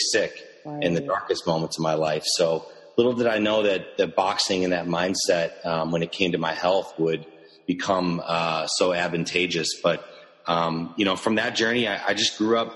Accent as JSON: {"language": "English", "town": "Chicago", "region": "Illinois", "country": "United States", "tie": "born or raised there", "said": "I was born and raised in Chicago"}